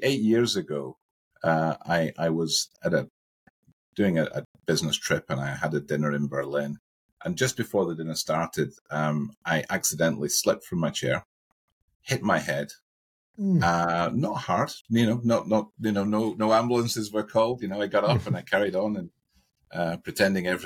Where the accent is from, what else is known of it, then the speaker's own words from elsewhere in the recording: Scotland, United Kingdom; I live in one part of Scotland and I work in another part of Scotland. So on a Friday night, I go back to my hometown